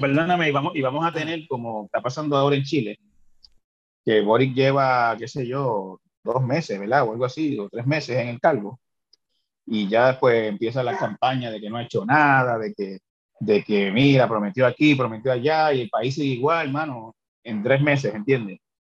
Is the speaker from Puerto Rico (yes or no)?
yes; Santa Isabel, Puerto Rico; Yo soy de Santa Isabel